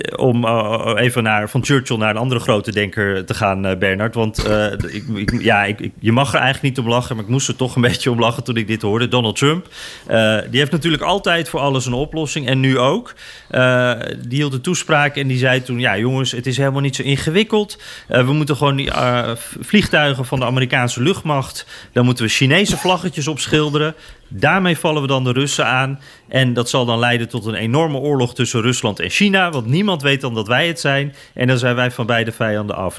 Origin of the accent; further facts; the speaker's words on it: Netherlands; als Nederlander